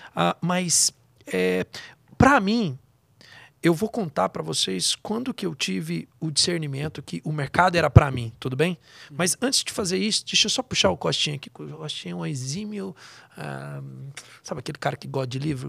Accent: Goiás, Brazil; moved away; Eu venho lá de Goiás

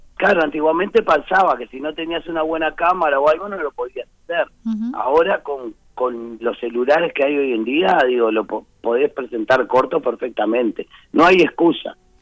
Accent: Uruguay; somos, somos uruguayos

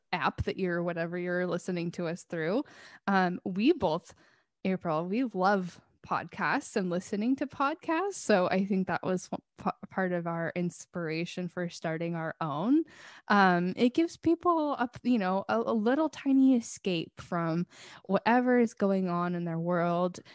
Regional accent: Washington, United States; we're from here

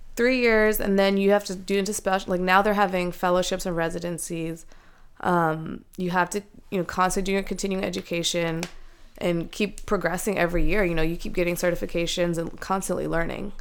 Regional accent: Silver Spring, Maryland, United States; moved away as an adult; now in Ohio, United States; they had us here, and we were born and raised in Maryland

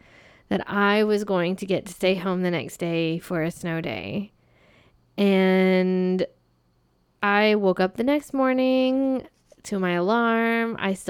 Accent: Arizona, United States; And that is so crazy because I come from Arizona.

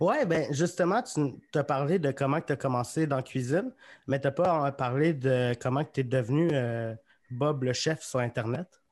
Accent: Magog, Quebec, Canada; now in Sherbrooke, Canada; je viens de Magog

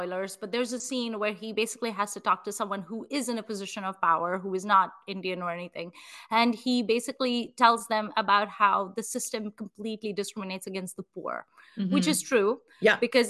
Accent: Nigeria; moved away; growing up in Nigeria

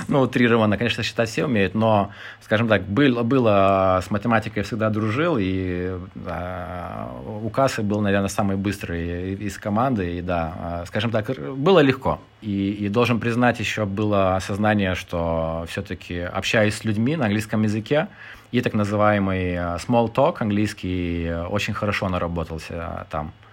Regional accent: Lithuania; moved away as an adult; also born or lived in United Kingdom / Ukraine; мне 35 лет, я литовец – а, жил немножко в Британии, а, в Украине, а, в Литве.

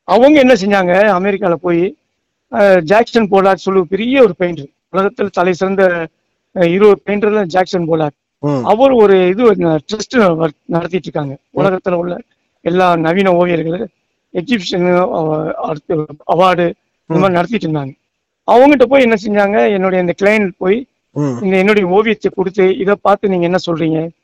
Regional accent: Madurai, Tamil Nadu, India; நான் மதுரை சார்ந்தவன் ஆயிரத்தி தொள்ளாயிரத்தி அறுபதுல மதுரையில பிறந்தேன்

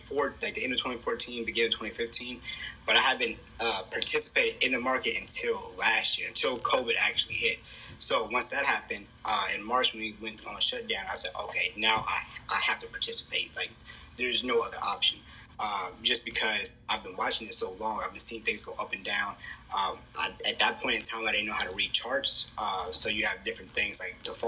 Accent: Kansas City, Kansas, United States; also born or lived in Wichita, Kansas; I come from Wyandotte County, right? Kansas City, Kansas.

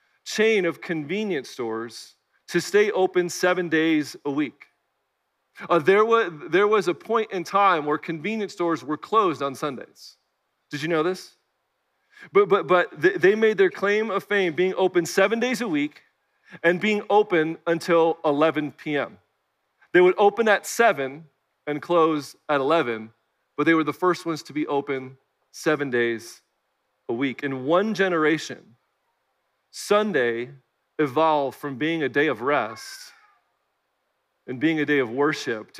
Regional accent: Chicago, Illinois, United States; also born or lived in Bloomington-Normal, Illinois / Kalamazoo, Michigan; now in Nashville, United States; Growing up in the Chicagoland area, O'Hare Airport was my backyard

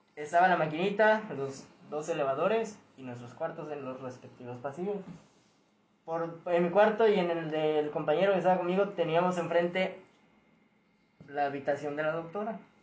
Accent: Veracruz, Mexico; de aquí del estado era yo

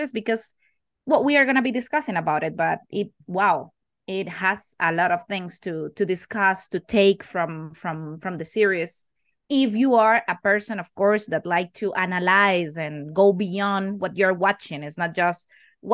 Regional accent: Costa Rica; English is a second language; also born or lived in Canary Islands, Spain; I'm from Costa Rica. I've been living here almost all my life.

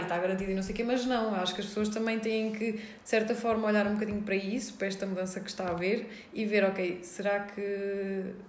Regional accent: Guarda, Centro, Portugal; moved away as an adult; also born or lived in Switzerland; now in Viseu, Portugal; eu sou da Guarda, sou okay. da Guerra da Beira. Um, e nasci na Suíça

